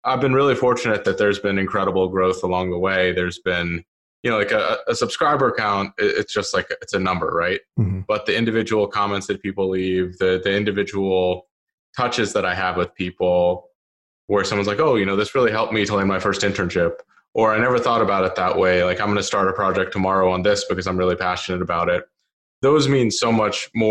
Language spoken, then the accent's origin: English; Bethesda, Maryland, United States; I grew up in the Washington, D.C. area. So in a suburb of that called Bethesda